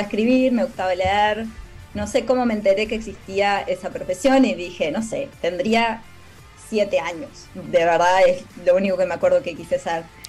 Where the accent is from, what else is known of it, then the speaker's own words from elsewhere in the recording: Maldonado, Uruguay; moved away as an adult; also born or lived in San Carlos, Uruguay; now in United States; soy uruguaya, nací en San Carlos